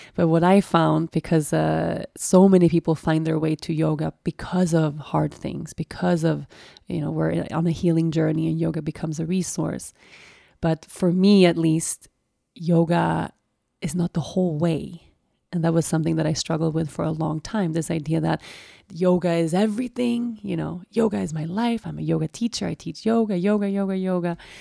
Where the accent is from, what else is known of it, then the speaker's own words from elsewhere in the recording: Sweden; also born or lived in Costa Rica; I had been away from Sweden for like a year.